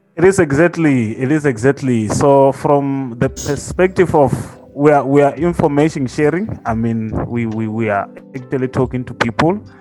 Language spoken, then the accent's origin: English; Limpopo, South Africa; I'm from Limpopo